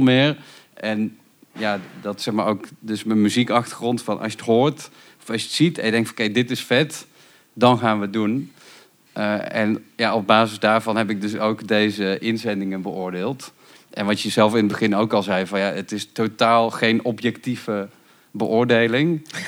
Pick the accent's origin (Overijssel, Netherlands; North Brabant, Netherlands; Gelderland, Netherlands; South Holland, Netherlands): North Brabant, Netherlands; ik kom uit Brabant en dat was dan allemaal rond Rosmalen en Autotron